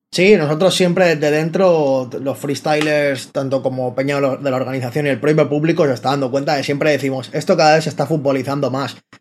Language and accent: Spanish; Barcelona, Catalonia, Spain; soy rapero y freestyler de, de Barcelona.